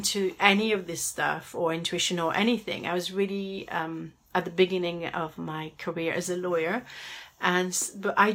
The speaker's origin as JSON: {"language": "English", "town": "Paris", "region": "Île-de-France", "country": "France", "said": "I come from Paris, where finding a parking space can be a bit of a headache"}